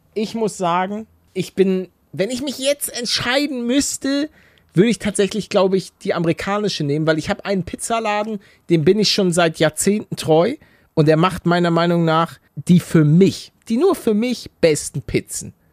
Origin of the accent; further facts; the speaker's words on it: Hamburg, Germany; moved away; ich bin gebürtiger Hamburger